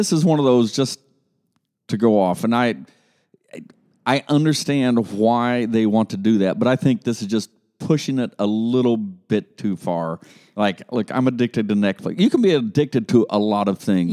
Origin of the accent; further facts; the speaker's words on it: Columbus, Ohio, United States; now in Dayton, United States; up in Columbus, Ohio, and growing up in Columbus, Dayton was just that dirty little town over to the west